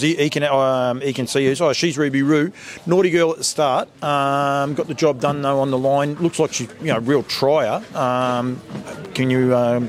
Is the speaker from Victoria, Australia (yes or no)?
yes; Bendigo, Victoria, Australia; to have it here at Bendigo, my hometown